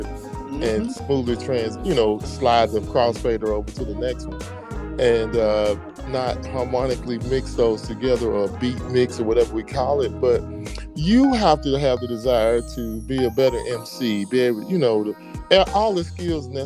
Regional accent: Mississippi, United States; moved away as an adult; also born or lived in Turkey; I grew up in Mississippi listening to a radio station out of New Orleans

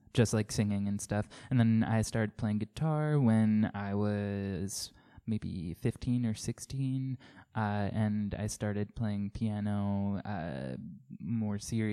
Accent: Coram, New York, United States; now in Farmingville, United States; I grew up on Long Island in, like, Coram.

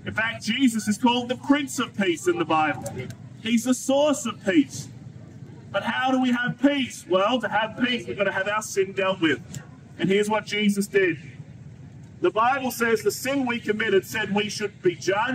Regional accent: Australia; me as an Australian

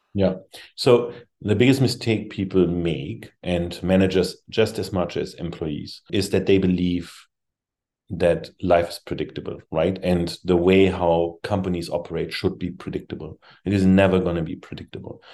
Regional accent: Germany; moved away as an adult; also born or lived in Europe; now in United States; I came from Germany.

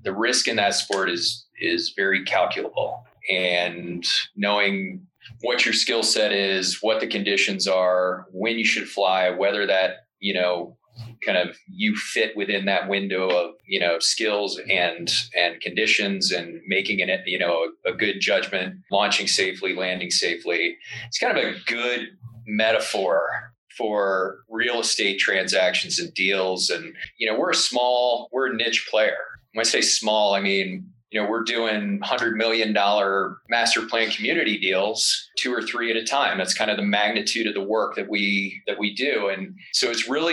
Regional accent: Delaware, United States; moved away as an adult; now in Jackson, United States; I'm from Delaware. One of the first jobs I had when I was younger was working at Dogfish Head Brewery

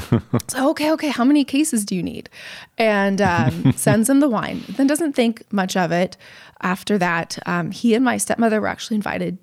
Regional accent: Napa, California, United States; also born or lived in San Francisco; Raised in Napa after my parents came back from gallivanting through Europe.

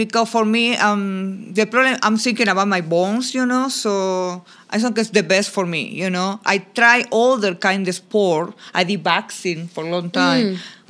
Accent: Buenos Aires, Argentina; first language Spanish; English is a second language; now in Orlando, United States; I born in Argentina, Buenos Aires. So I speak, you know, Castellano-Español, a little bit different. But I like a big cities, of course.

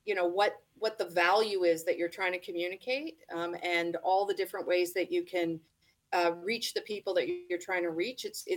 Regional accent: Toronto, Ontario, Canada; I'm born and raised in Toronto

